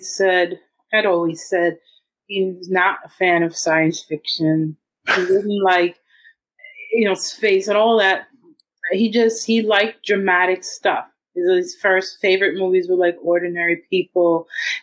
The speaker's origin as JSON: {"language": "English", "region": "New York", "country": "United States", "said": "I'm a New Yorker"}